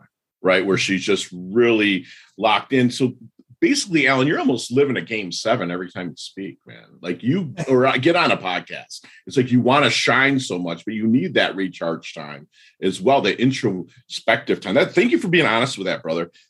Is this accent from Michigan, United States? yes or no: yes; Detroit, Michigan, United States; now in Jupiter, Florida, United States; I'm from Detroit